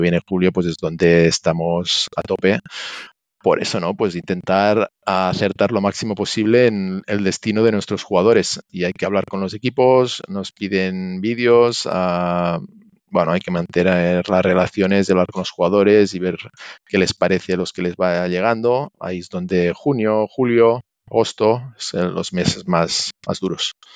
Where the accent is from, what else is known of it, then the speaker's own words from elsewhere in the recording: Catalonia, Spain; moved away as an adult; now in Santiago de Compostela, Spain; soy catalán, pero mi mujer es gallega